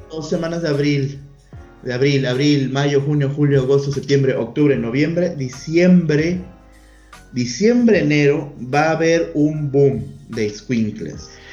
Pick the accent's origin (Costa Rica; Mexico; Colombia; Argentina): Mexico; Sinaloa; somos de Sinaloa